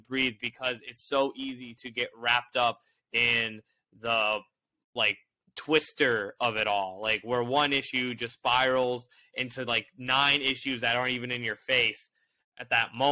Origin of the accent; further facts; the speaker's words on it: Indianapolis, Indiana, United States; moved away as an adult; now in New York, United States; I grew up in Indianapolis